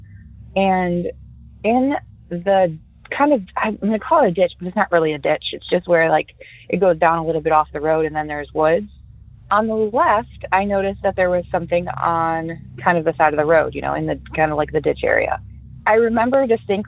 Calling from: Spring Hill, Florida, United States; I am calling from Spring Hill, Florida, just a little north of Tampa

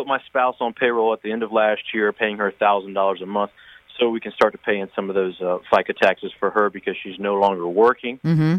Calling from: Florida, United States

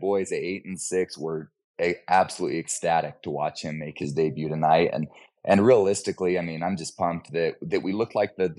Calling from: Ogden, Utah, United States; I'm calling from Ogden, Utah.

